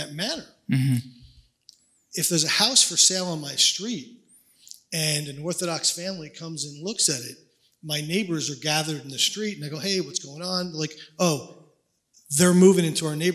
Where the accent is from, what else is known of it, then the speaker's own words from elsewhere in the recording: New Brunswick, New Jersey, United States; moved away as an adult; also born or lived in Franklin Township, New Jersey; now in Toms River, United States; I've only been in Toms River for about 30 years, 27 we figured out. And I grew up in New Brunswick. So I went actually Franklin Township just outside New Brunswick